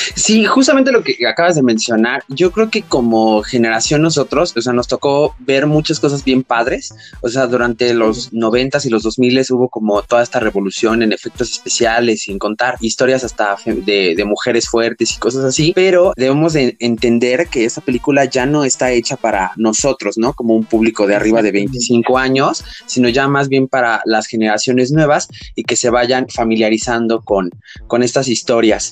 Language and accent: Spanish; Mexico; en México no tenemos este problema